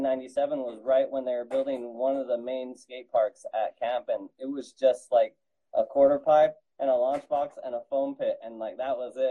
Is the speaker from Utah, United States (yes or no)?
yes; Utah, United States; now in Pennsylvania, United States; I'm originally from Utah